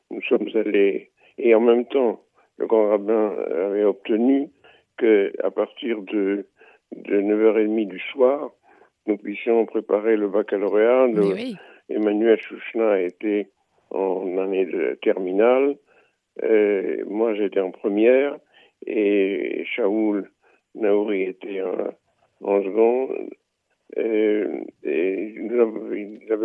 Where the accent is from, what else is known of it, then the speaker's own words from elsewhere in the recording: Beaune, Bourgogne-Franche-Comté, France; il y avait un, un manque au Talmud Torah de Beaune, de, ma ville natale